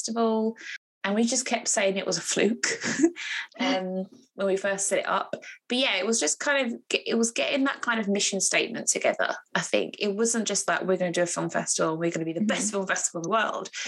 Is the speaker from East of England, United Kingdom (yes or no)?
yes; Harlow, East of England, United Kingdom; my hometown in Harlow